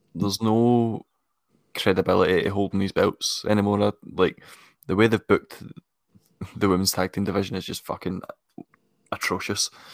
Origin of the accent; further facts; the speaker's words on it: Scotland, United Kingdom; I'm I'm Scottish